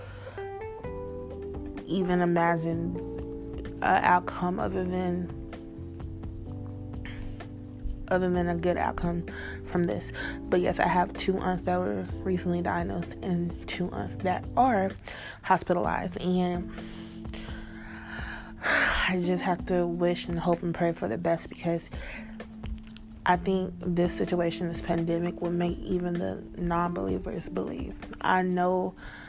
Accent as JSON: {"language": "English", "region": "Texas", "country": "United States", "said": "I am from Texas"}